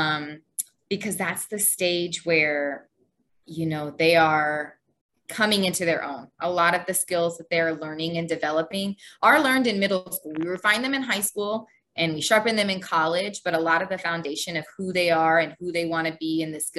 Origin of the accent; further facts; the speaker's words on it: San Antonio, Texas, United States; moved away as an adult; also born or lived in Houston, Texas; now in Egypt; So I grew up in Texas. Both my parents were stationed in San Antonio. And so most of my whole life was pretty much in San Antonio. So I grew up in San Antonio.